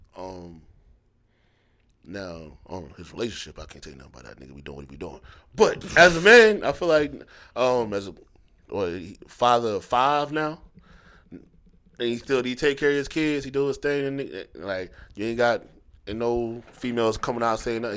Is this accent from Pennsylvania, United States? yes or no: yes; Philadelphia, Pennsylvania, United States; now in North Carolina, United States; I grew up going back and forth between here and Philly